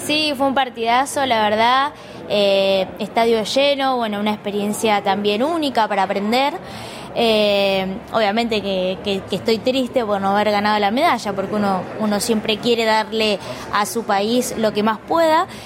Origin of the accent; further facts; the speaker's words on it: Cañuelas, Buenos Aires Province, Argentina; soy de Cañuelas